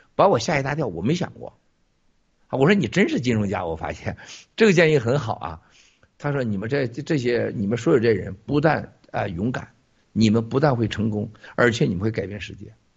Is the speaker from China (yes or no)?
yes; Shandong, China; 我不是河南人，我是山东人